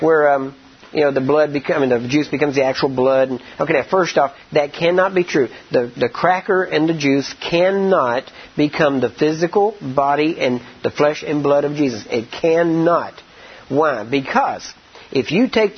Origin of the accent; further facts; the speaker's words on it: Texas, United States; I'm from Texas and we know barbecue down there.